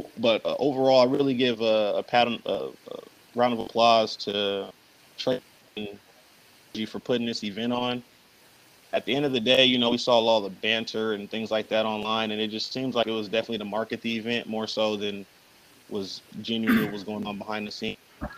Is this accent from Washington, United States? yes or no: yes; Seattle, Washington, United States; born and raised in Seattle